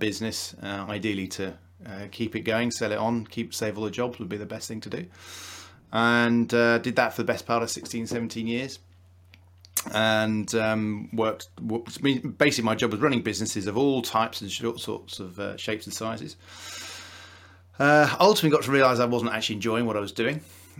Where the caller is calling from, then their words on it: Wakefield, Yorkshire and the Humber, United Kingdom; Wakefield, not too far from Leeds